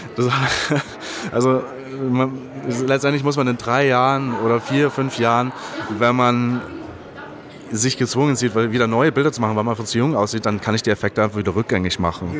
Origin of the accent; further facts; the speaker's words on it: Germany; für mich als Deutscher